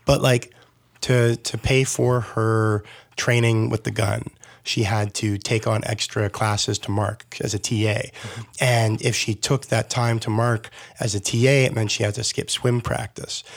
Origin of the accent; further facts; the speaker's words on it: Burlington, Ontario, Canada; I grew up in Burlington